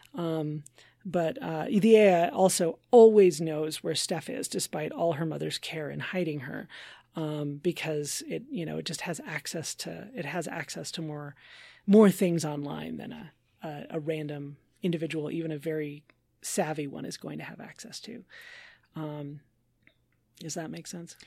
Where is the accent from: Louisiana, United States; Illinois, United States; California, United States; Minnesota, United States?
Minnesota, United States; as a Minnesotan